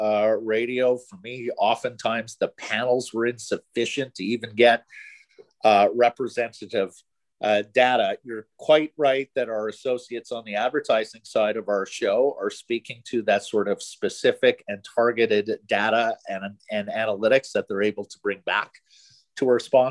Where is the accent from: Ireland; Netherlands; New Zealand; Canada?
Canada; Ottawa, Ontario; also born or lived in Montreal / Toronto; now in Vancouver, Canada; I grew up in Ottawa, you know, spent many years in Montreal and Toronto.